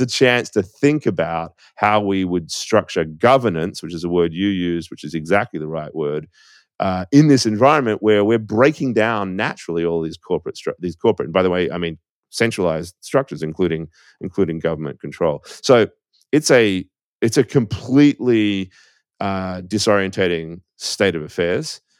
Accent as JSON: {"language": "English", "country": "Australia", "moved": "as an adult", "lives_now": "United States"}